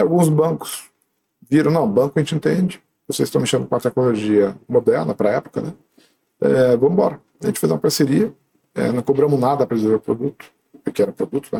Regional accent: Alumínio, São Paulo, Brazil; moved away; also born or lived in Sorocaba / Campinas; Eu nasci em Sorocaba porque, na verdade, eu era de alumínio e lá não tinha hospital.

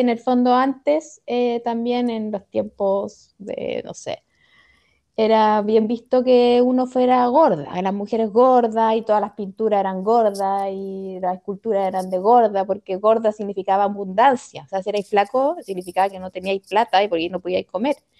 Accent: Viña del Mar, Valparaíso, Chile; nosotros somos de Viña, y en Viña estaba el colegio alemán

